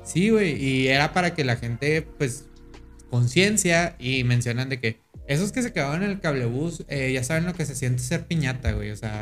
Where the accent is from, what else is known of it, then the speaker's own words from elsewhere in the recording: Mexico; decimos eso los mexicanos